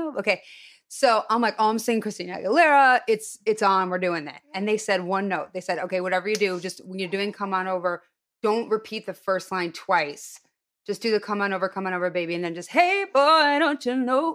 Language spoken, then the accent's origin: English; Highland Park, Illinois, United States; moved away; I'm from Highland Park, which was the Jewish suburb